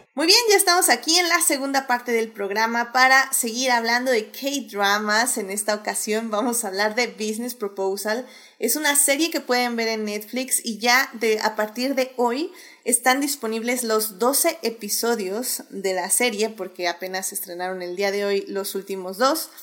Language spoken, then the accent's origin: Spanish; Mexico; algunas costumbres que no tenemos aquí, por ejemplo en México